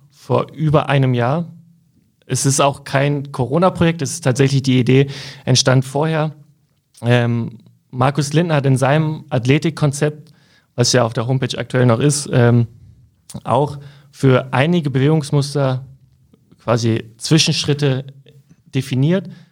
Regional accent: Cuxhaven, Lower Saxony, Germany; Ich komme aus Cuxhaven

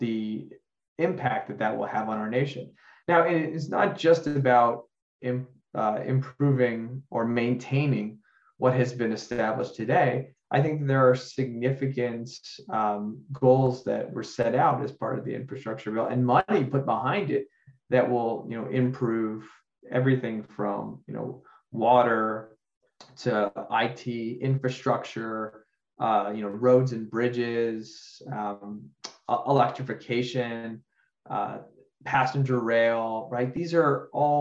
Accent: Miami, Florida, United States; Surfside in Miami and the horrible tragedy that occurred in my hometown and in my community

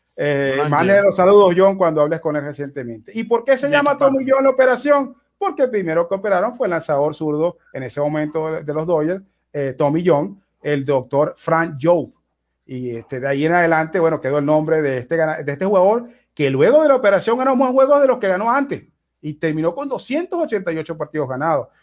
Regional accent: Venezuela; en mi caso particular, como venezolano

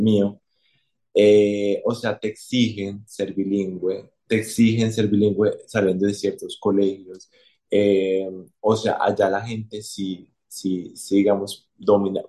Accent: Colombia; como colombiano

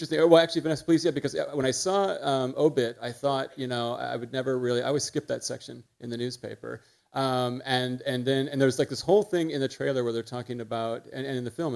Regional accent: United States; I'm such an American

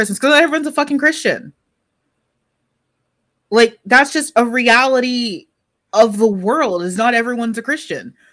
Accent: Texas, United States; I was black and from Texas.

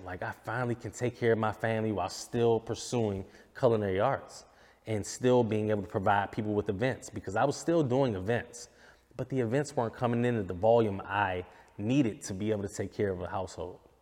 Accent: United States; I'm an American

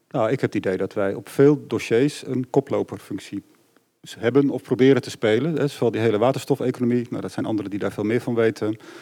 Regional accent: Groningen, Netherlands; moved away as an adult; also born or lived in Utrecht; Ik ben geboren in Groningen, heb tot ja. 18 in Groningen gewoond.

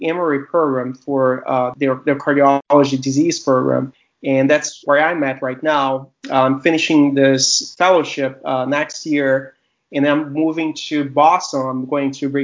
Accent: Fortaleza, Ceará, Brazil; moved away as an adult; now in United States; I was born and raised in Brazil, and I grew up in the 90s there

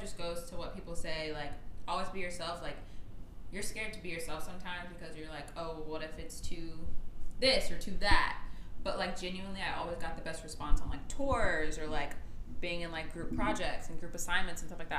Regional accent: Gwinnett County, Georgia, United States; where we're from and how we were raised

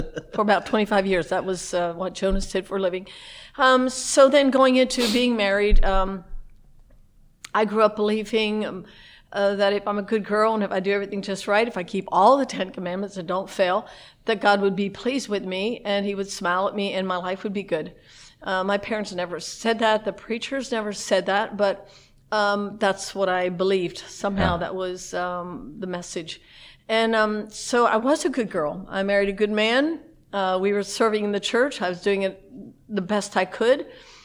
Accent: Lancaster County, Pennsylvania, United States; We grew up in the Amish culture in Lancaster County, Pennsylvania

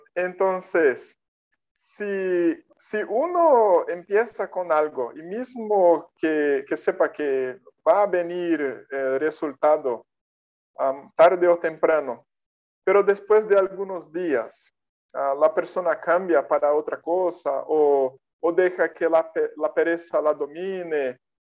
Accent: Brazil; first language Portuguese; Spanish is a second language; soy de Brasil

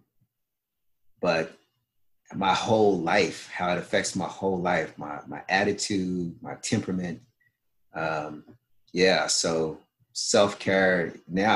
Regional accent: Kentucky, United States; growing up in Kentucky, you know, born in the 60s

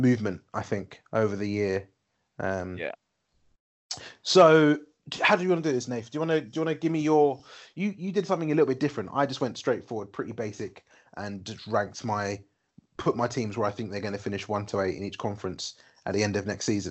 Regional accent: United Kingdom; we're British and we grew up watching football

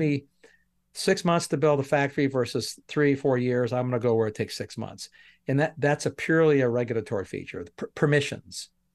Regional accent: Canada; now in United States; I'm Canadian that I'm em-, emigrated to America

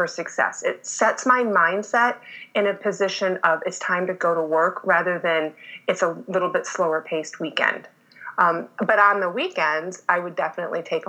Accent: Michigan, United States; moved away; I was born and raised in Michigan.

